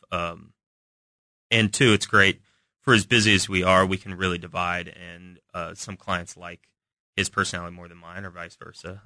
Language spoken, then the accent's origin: English; Kansas City, Missouri, United States; we grew up in Kansas City, part of the time, Shawnee Mission School